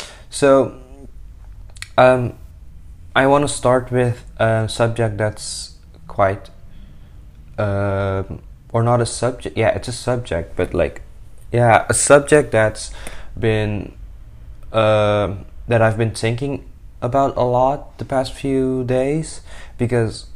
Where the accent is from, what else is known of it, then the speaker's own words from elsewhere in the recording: Suriname; now in Rotterdam, Netherlands; I'm a 20-year-old young adult living in the Netherlands. I'm from Suriname